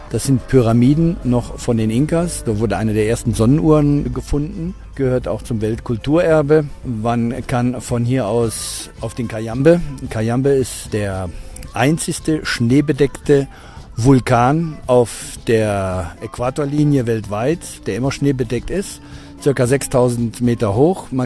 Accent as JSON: {"language": "German", "country": "Germany", "lives_now": "Ecuador", "said": "Als Deutscher ist es sehr leicht, in Ecuador Fuß zu fassen."}